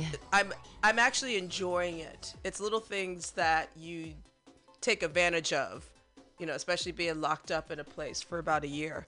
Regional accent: Midwest, United States; I'm a Midwesterner

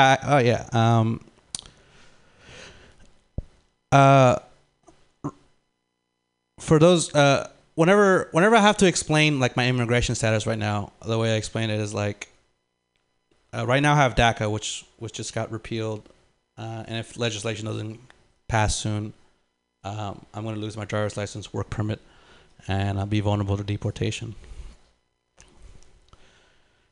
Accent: San Francisco, California, United States; English is a second language; also born or lived in Lima, Peru; I moved out to the Bay when I was three, like, with my family

